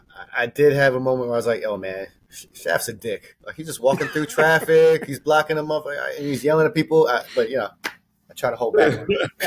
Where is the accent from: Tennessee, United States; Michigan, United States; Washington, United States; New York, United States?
New York, United States; New York City; I'm born and raised in New York.